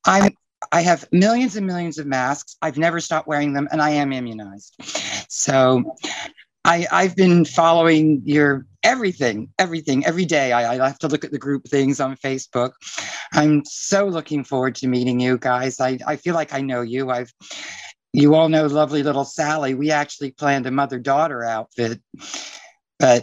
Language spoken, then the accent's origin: English; Florida, United States; I'm from Florida